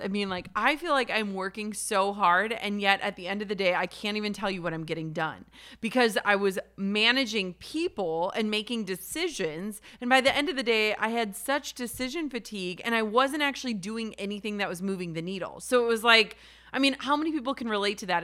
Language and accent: English; Minnesota, United States; I'm from Minnesota